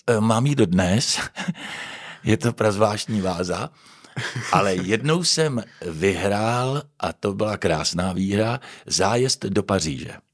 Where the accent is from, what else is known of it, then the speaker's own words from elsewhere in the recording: Prague, Czechia; moved away as an adult; also born or lived in Pardubice; now in Ostrava, Czechia; Narodil jsem se v Praze.